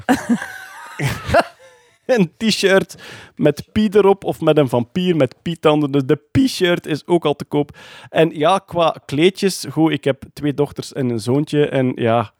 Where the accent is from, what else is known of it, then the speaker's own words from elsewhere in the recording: Meetjesland, Flanders, Belgium; accent: Meetjesland dialect; first language Meetjesland dialect (Dutch); mijn moedertaal, het Midtjesland